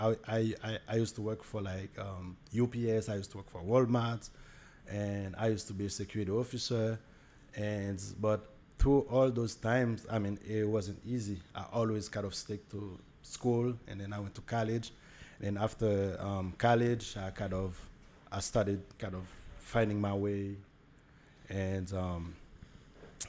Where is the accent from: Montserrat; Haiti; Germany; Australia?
Haiti; English is a second language; moved away as an adult; now in United States; I'm from Haiti. I'm 34 now. I moved here when I was like 21.